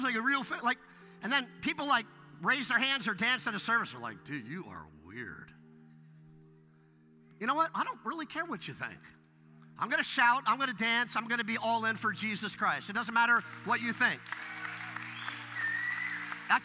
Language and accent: English; Westlake Village, California, United States; also born or lived in Ventura, California; I was raised in Westlake Village